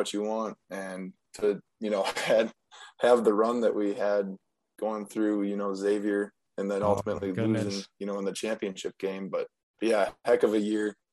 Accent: Valders, Wisconsin, United States; born or raised there

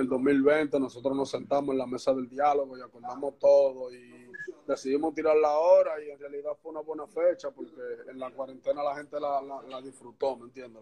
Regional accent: Santo Domingo Este, Distrito Nacional, Dominican Republic; Yo soy de Santo Domingo, Los Minas, barrio Puerto Rico de Los Minas.

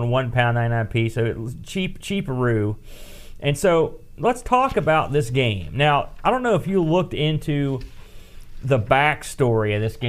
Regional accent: West Virginia, United States; We're from West Virginia.

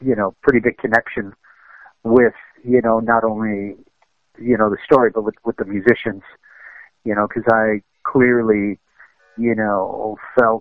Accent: United States; also born or lived in Cuba; growing up in America, when I was, you know, living with my parents, that was a Cuban household

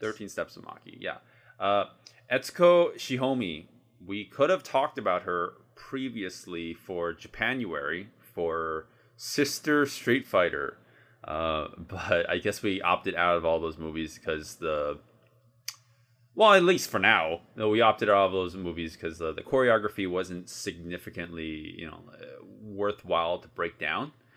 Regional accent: United States; I'm a American

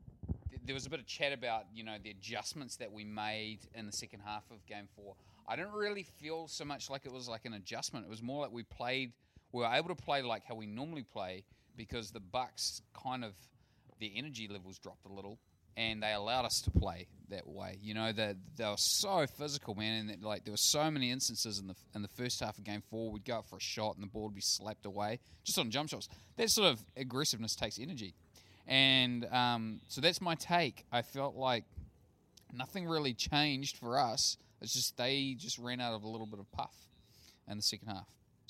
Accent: New Zealand; born or raised there

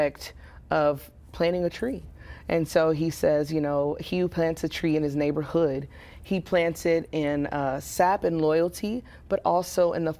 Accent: Waco, Texas, United States; I grew up here in Waco. I went to Alta Vista, then Carver, then Waco High, and graduated there

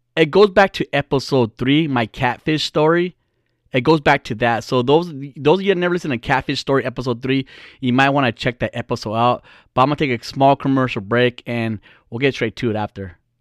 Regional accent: California, United States; we're from California. I'm a Californian

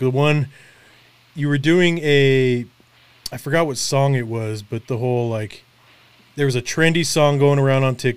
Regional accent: Colorado, United States; also born or lived in Los Angeles, California; I'm from Colorado

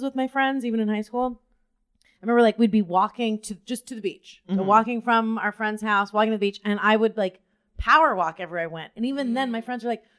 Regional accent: Southern California, United States; also born or lived in Kearney, Nebraska; now in New York, United States; So I grew up mostly in Southern California

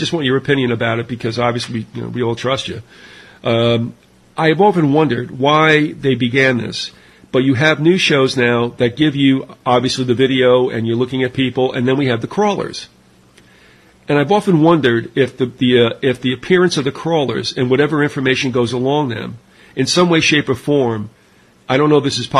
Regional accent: New York, United States; well, you know, I remember, again, growing up in New York, we had the three networks, NBC, ABC, CBS

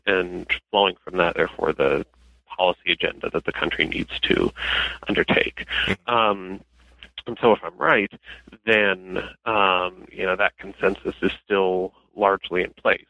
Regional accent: Denver, Colorado, United States; moved away as an adult; I am originally from Denver. Um, I lived there most of my childhood till I was 18

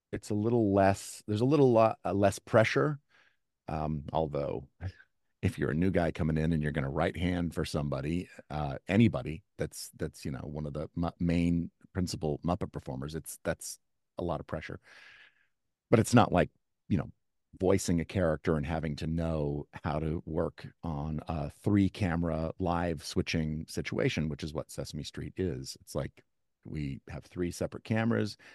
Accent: Kansas City, United States; now in East Coast, United States; I grew up in the Midwest in Kansas City

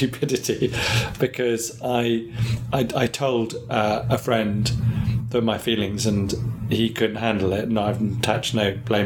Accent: England, United Kingdom; I'm so English

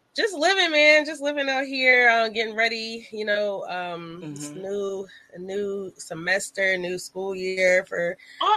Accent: New York City, New York, United States; also born or lived in Hampton Roads, Virginia; now in Virginia, United States; I grew up partially in Brooklyn

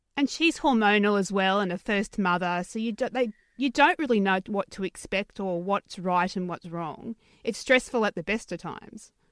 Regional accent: Newcastle, New South Wales, Australia; my hometown of Newcastle

